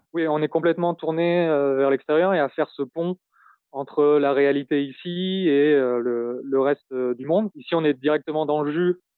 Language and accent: French; France; moved away as an adult; now in Syria; Je suis français